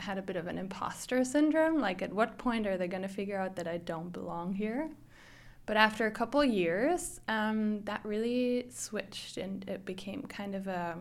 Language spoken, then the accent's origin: English; Germany; moved away as an adult; now in Vancouver, Canada; I'm originally from Germany, where I grew up as the oldest of three kids in a pretty large extended family.